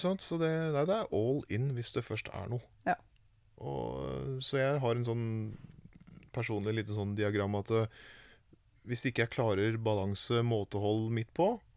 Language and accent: Norwegian; Vormsund, Akershus, Norway; I Vormsund, der jeg kommer fra